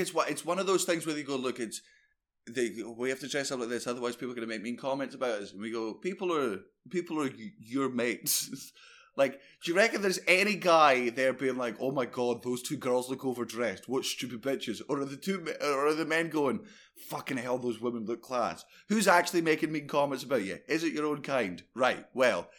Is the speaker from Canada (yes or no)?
no; Fife, Scotland, United Kingdom; I grew up in Fife